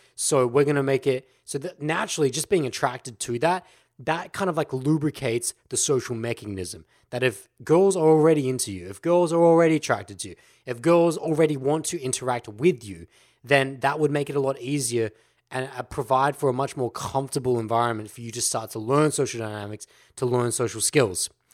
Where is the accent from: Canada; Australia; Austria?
Australia; Aussies, we know as the laid back culture. Look at our language. G'day. That's how we address people.